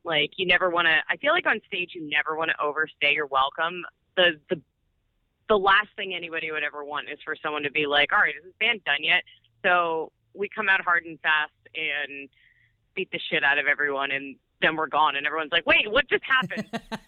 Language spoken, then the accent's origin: English; Baltimore, Maryland, United States; Yeah, we're from Baltimore, which is in Maryland.